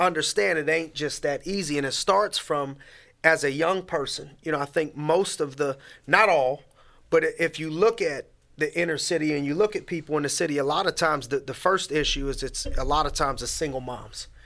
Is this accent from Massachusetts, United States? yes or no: no; Youngstown, Ohio, United States; also born or lived in Erie, Pennsylvania; born and raised in Youngstown, Ohio